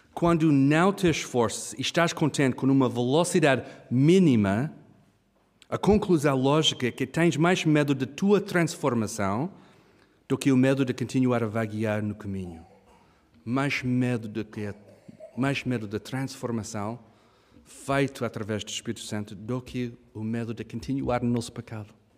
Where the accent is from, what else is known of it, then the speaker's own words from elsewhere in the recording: Kenya; moved away; eu e a Hannah, nós crescemos no Quênia, África